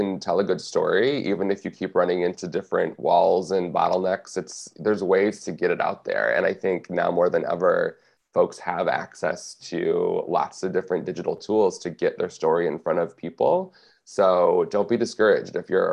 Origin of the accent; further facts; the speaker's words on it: Michigan, United States; growing up in Michigan